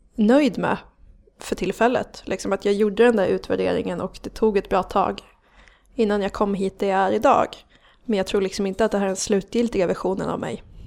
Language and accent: Swedish; Gävle, Gävleborg County, Sweden; also born or lived in Hedesunda / Ljusdal; jag har vuxit upp i Gävle